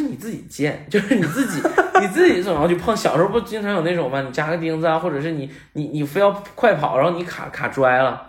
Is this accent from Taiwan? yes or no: no; Northeast China, China; 我在东北长大